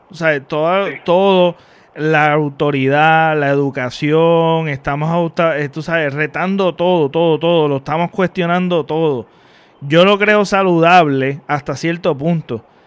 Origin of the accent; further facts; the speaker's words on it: Mayagüez, Puerto Rico; yo soy de Mayagüez